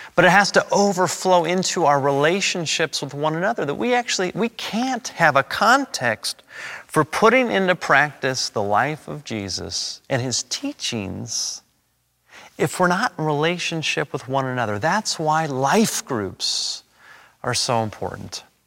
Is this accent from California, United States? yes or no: yes; Los Angeles, California, United States; I was born and raised and educated in Los Angeles.